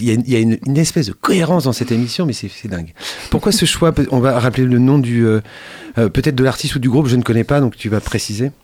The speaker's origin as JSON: {"language": "French", "town": "Château-Gontier", "region": "Pays de la Loire", "country": "France", "tie": "born or raised there", "said": "ma ville natale, château rontier"}